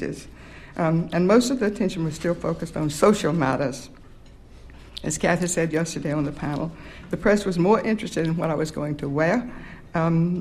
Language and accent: English; the South, United States; also born or lived in Plains, Georgia; I was proud I was from the South